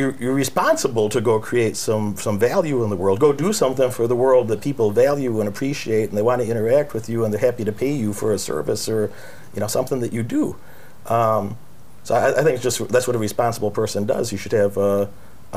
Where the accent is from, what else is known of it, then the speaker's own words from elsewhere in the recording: United States; I grew up in American poverty